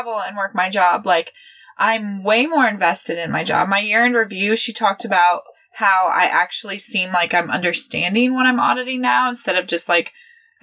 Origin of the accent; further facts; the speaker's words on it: Midwest, United States; I'm from the Midwest